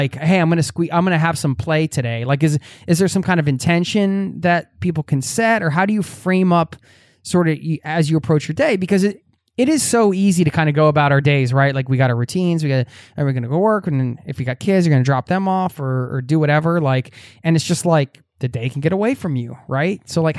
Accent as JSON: {"language": "English", "region": "Pennsylvania", "country": "United States", "said": "but I am from the Northeast of you know, outside of Philadelphia, Northeast United States."}